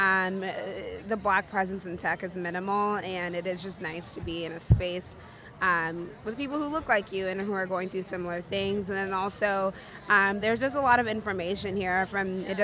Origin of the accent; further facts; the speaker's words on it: Chicago, Illinois, United States; I am from Chicago. I live in Chicago